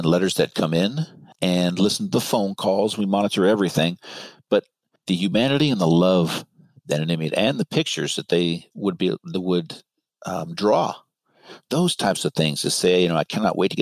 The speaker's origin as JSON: {"language": "English", "area": "Marin", "region": "California", "country": "United States", "tie": "born or raised there", "said": "I grew up in Marin"}